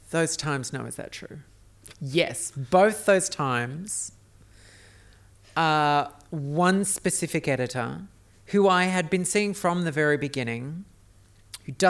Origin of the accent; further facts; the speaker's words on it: Australia; now in United States; being an Australian in an America